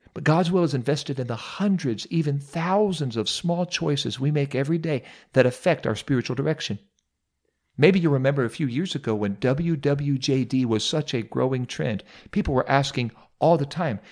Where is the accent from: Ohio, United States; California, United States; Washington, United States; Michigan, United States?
Ohio, United States; Mount Vernon; I served as pastor of Apostolic Church here in my hometown, home church here in Mount Vernon, Ohio